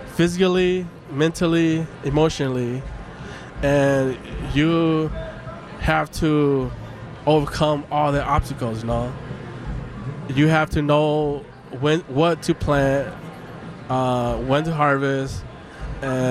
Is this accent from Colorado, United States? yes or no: yes; Denver, Colorado, United States; moved away; also born or lived in Minnesota; I was born in Denver, Colorado. So yeah. I was born in America here